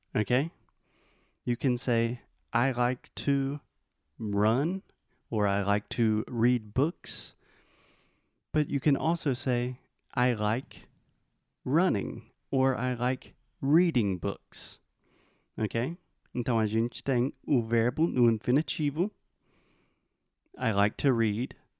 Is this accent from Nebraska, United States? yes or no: no; South Carolina, United States; I am from the United States, from the state South Carolina